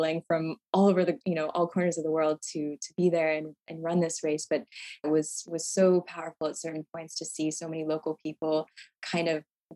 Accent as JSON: {"language": "English", "country": "United States", "said": "me as an American"}